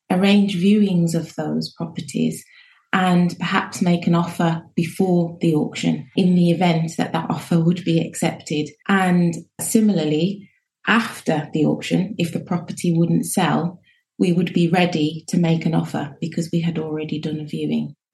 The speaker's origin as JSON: {"language": "English", "town": "Birmingham", "region": "West Midlands", "country": "United Kingdom", "lives_now": "Abu Dhabi, United Arab Emirates", "said": "I'm from Birmingham."}